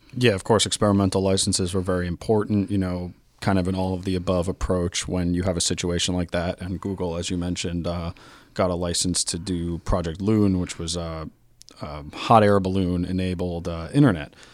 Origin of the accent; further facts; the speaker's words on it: New York City, New York, United States; I'm from New York City, of course.